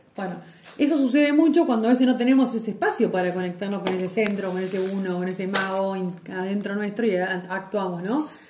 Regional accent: Lobos, Buenos Aires Province, Argentina; moved away; yo soy de Lobos, que ahora estoy transportada en otro, lugar

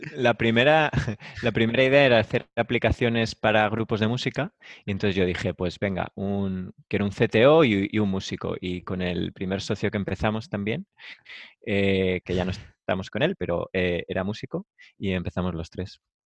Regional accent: Valladolid, Castile and León, Spain; moved away as an adult; now in Madrid, Spain; yo soy de Valladolid, me vine a Madrid eh, para montar algo más gordo

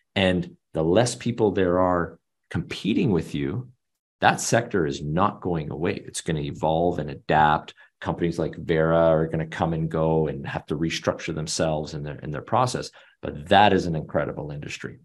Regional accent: Canada; I'm Canadian, born and raised.

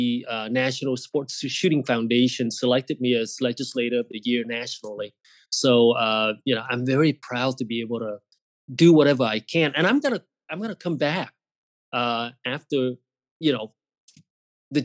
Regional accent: California, United States; moved away as an adult; also born or lived in Irvine, California; now in Phoenix, United States; I grew up in California. I went to high school in California

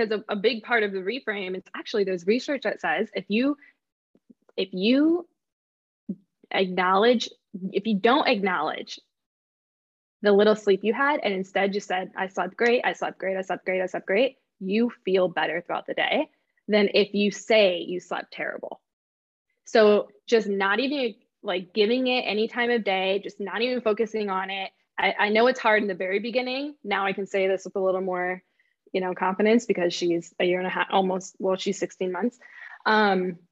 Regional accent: Midwest, United States; we moved back locally. Locally, I mean, like to my hometown

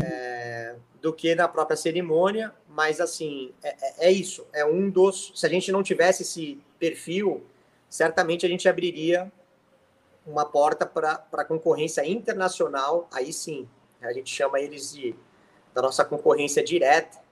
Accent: Santos, São Paulo, Brazil; moved away as an adult; also born or lived in United States; now in São Paulo, Brazil; Passei numa faculdade aqui em São Paulo, eu venho de Santos

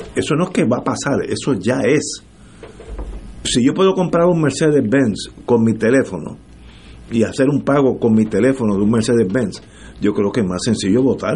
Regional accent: Puerto Rico; todos somos boricuas

